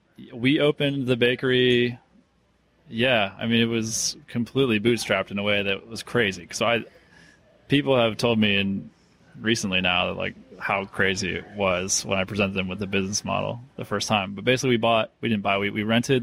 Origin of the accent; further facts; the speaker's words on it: Northeast, United States; I'm from the Northeast, so Duke basketball.